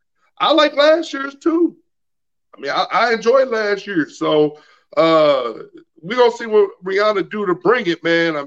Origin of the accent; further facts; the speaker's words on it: St. Louis, Missouri, United States; I hail from St. Louis, Missouri, 4 hours east of Kansas City.